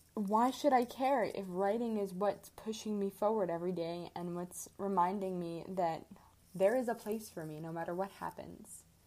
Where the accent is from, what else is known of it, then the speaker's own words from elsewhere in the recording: Midwest, United States; moved away as an adult; now in Arizona, United States; I am from the Midwest, so I'm used to the cold